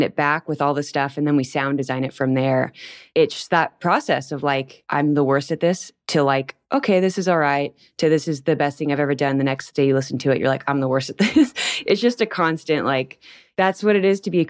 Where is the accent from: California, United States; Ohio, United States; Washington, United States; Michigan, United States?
California, United States; Anaheim; moved away as an adult; also born or lived in Long Beach, California / Paris / Australia; now in Nebraska, United States; I was born in California and I grew up in Anaheim right next to Disneyland.